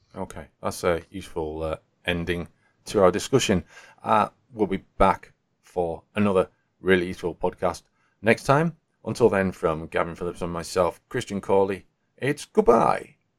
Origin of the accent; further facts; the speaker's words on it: Yorkshire and the Humber, United Kingdom; as a Yorkshireman